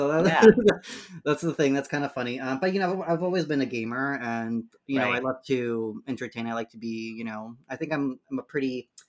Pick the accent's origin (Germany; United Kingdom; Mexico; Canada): Mexico; Ecatepec, State of Mexico; moved away; Ecatepec. It's like near Mexico City, a little bit out of Mexico City.